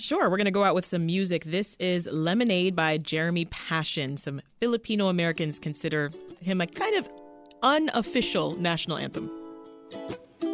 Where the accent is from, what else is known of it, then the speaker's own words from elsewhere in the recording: Jamaica; I'm from Jamaica specifically